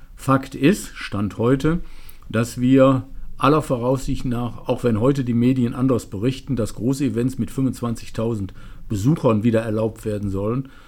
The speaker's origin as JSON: {"language": "German", "town": "Remscheid", "region": "North Rhine-Westphalia", "country": "Germany", "tie": "born or raised there", "said": "meine Heimatstadt Lennep, ich bin im historischen Stadtkern geboren"}